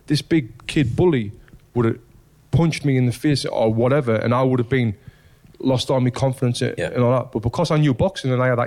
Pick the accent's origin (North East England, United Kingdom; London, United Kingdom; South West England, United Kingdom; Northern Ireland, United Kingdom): North East England, United Kingdom; Sunderland; where I grew up in Sunderland